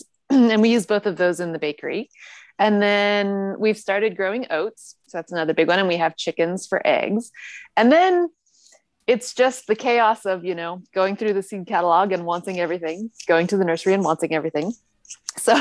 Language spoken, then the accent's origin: English; Northern California, United States; moved away as an adult; now in Japan; where I grew up in Northern California